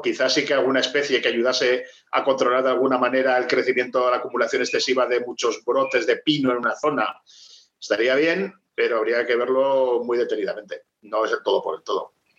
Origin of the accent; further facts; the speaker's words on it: Maestrazgo, Spain; conozco mi pueblo, Maestrazgo